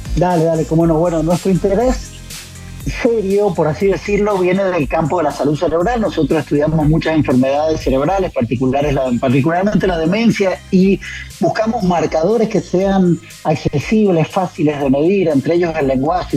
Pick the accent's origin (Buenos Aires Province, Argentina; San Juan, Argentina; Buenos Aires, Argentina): San Juan, Argentina; soy de San Juan